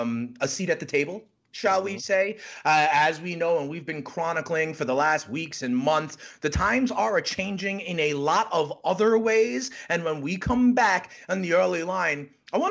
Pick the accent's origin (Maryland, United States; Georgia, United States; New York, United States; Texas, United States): Maryland, United States; Prince George's County; making an impact the same way that my foundation has been able to in my hometown of Prince George's County.